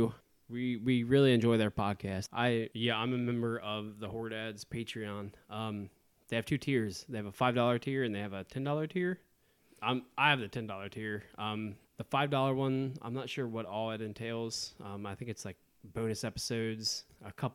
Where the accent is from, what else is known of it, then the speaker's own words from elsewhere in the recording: Southwest Ohio, United States; We're from Southwest